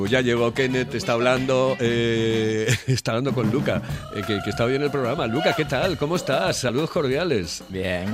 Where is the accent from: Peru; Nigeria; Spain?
Spain; Oviedo, Asturias; soy de Oviedo